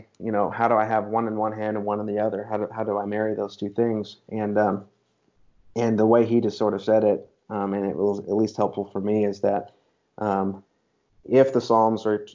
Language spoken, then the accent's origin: English; United States; as an American man